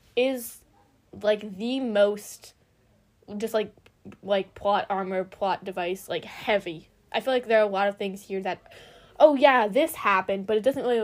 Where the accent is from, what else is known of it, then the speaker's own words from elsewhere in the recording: United States; I'm also American